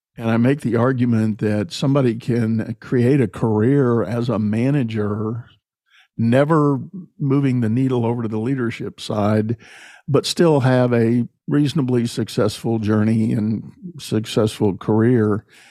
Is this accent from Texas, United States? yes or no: yes; San Antonio, Texas, United States; as a young child, I grew up in San Antonio